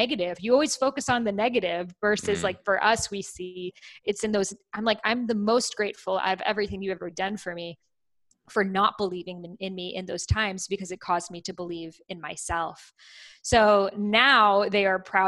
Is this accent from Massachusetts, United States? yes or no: yes; Boston, Massachusetts, United States; as a child, I grew up in Boston, you know, by Salem, Massachusetts